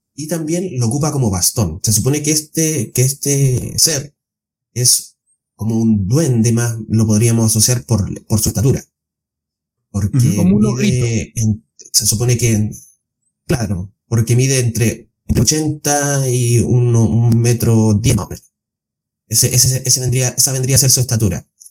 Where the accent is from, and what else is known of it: Chile